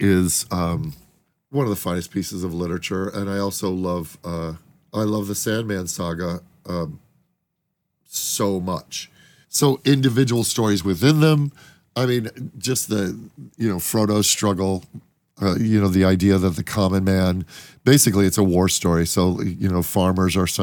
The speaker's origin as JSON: {"language": "English", "town": "Chicago", "region": "Illinois", "country": "United States", "said": "we're both dipshits from Chicago"}